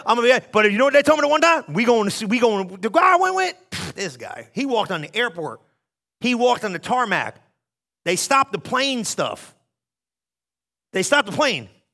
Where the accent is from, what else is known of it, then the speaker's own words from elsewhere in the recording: New Jersey, United States; I'm from New Jersey. We don't do this